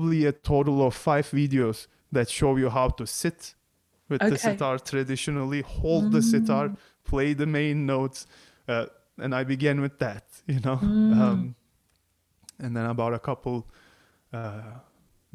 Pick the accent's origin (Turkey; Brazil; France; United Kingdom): Turkey; English is a second language; moved away as an adult; growing up in Turkey